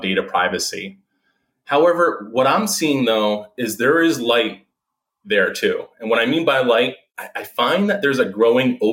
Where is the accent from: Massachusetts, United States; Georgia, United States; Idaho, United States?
Massachusetts, United States; Boston; also born or lived in New South Wales, Australia; Originally from Boston, Massachusetts